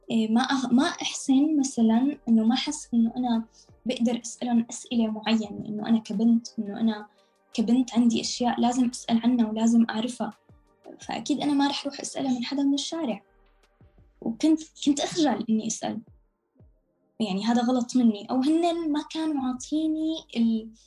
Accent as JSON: {"language": "Arabic", "country": "Syria", "also_born_or_lived": "Lebanon / Amman, Jordan", "lives_now": "Istanbul, Turkey", "said": "لبنان من لبنان ردينا رجعنا على سوريا قعدنا فترة شهر بعدين آه، طلعنا من بلودان على عمان قعدنا لمدة ثلاث سنين ونص بعمان بالأردن بعدين من الأردن على تركيا"}